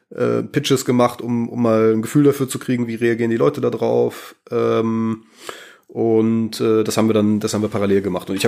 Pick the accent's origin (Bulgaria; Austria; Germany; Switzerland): Germany; North Rhine-Westphalia; also born or lived in Darmstadt; also ich komme ursprünglich aus der Ecke von Bonn-Köln